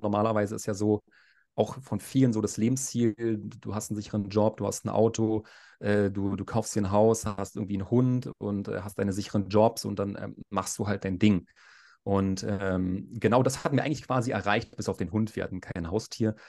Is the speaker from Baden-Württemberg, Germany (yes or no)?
no; Berlin, Germany; moved away as an adult; now in Gran Canaria, Spain; ich bin 34 Jahre alt, ich komme aus Berlin